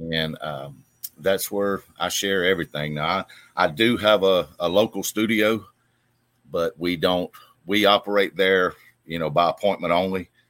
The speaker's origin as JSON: {"language": "English", "town": "Opelika", "region": "Alabama", "country": "United States", "tie": "born or raised there", "said": "I was born and raised here. Um, been here my whole life"}